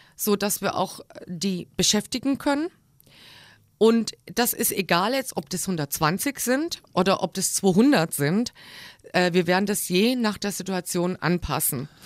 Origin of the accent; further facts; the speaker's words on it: Crailsheim, Baden-Württemberg, Germany; moved away as an adult; also born or lived in Black Forest / Frankfurt / Rostock; now in Kassel, Germany; Ich bin geboren in kreilsheim rossfeld